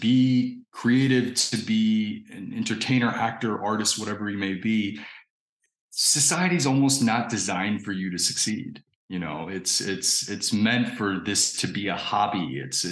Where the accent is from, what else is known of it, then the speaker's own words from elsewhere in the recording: Indiana, United States; I grew up in Indiana